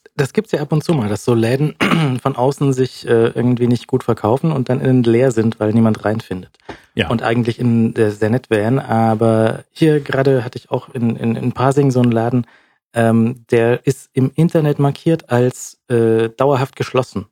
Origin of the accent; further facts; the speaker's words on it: Munich, Bavaria, Germany; als Münchner